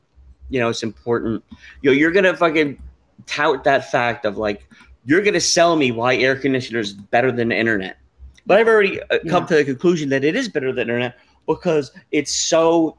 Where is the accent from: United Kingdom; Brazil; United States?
Brazil; I'm from Brazil.